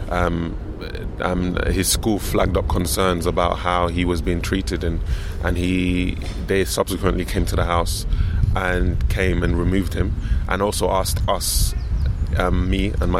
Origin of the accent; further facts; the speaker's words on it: London, United Kingdom; I was raised in this in London